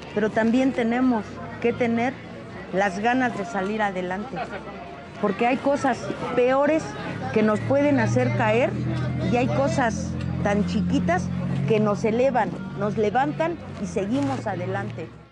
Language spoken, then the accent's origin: Spanish; Mexico City, Mexico; also born or lived in Querétaro; Soy originaria de Querétaro. Crecí aquí en lo que viene siendo la Ciudad de México.